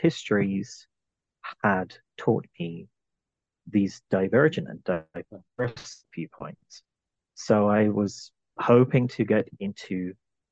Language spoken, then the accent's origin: English; London, United Kingdom; now in Arizona, United States; I was born in London, in England. I'm originally from the British Isles